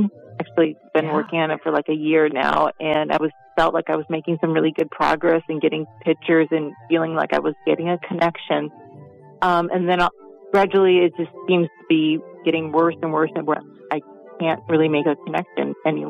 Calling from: Wisconsin, United States; I'm calling from Wisconsin

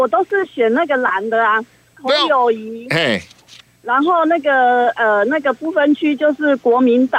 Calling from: Taichung, Taiwan; 我是台中的

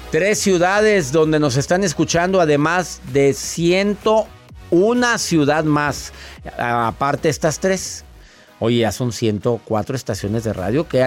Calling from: California, United States

